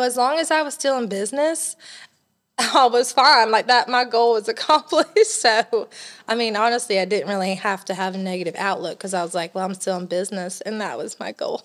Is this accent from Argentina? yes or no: no; Elgin, South Carolina, United States; now in Johnson City, United States; I grew up in Elgin, South Carolina